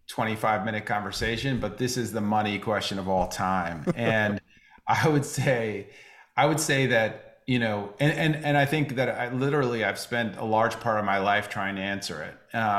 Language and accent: English; New York City, New York, United States; I grew up in New York City, and I went to a performing arts high school